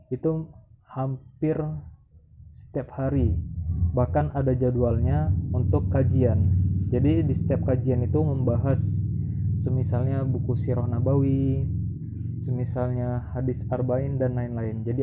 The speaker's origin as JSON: {"language": "Indonesian", "region": "Riau", "country": "Indonesia", "tie": "born or raised there", "lives_now": "Yogyakarta, Indonesia", "said": "Alhamdulillah ketika saya sampai di Yogyakarta memang sangat berbeda di kampung halaman saya di Riau."}